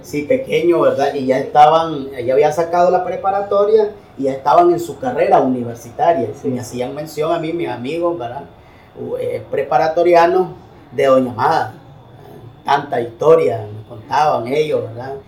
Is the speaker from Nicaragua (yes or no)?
yes; Nicaragua; soy nacido y criado en la comarca Jocote Dulce